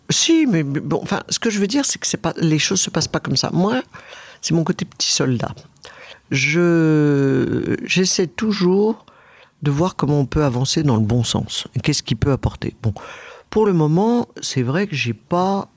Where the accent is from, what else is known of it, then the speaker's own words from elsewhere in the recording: France; Je suis né euh, en France